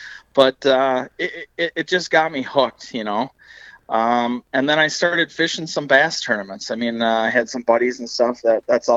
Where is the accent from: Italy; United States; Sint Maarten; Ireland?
United States; Alexandria, Minnesota; I grew up in the Alexandria Lakes area, specifically on the chain on Lake